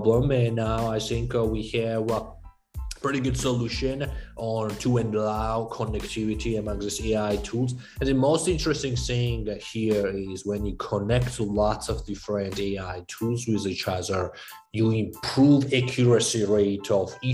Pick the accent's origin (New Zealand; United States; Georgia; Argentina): Georgia; moved away; I grew up in Eastern Europe, Republic of Georgia